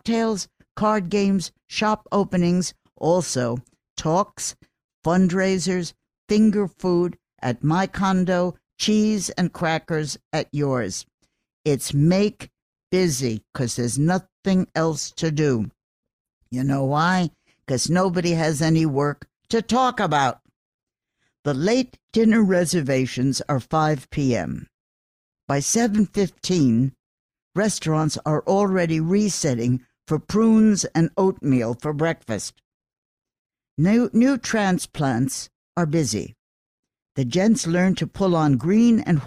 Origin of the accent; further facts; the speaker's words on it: New York City, New York, United States; I am born here, bred here, educated here, schooled, work in New York